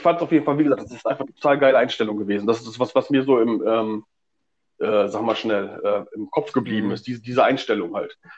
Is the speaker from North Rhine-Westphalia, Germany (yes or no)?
yes; Stemwede, North Rhine-Westphalia, Germany; ich komme aus äh, Stemwede, ähm, das ist irgendwo am Arsch der Welt.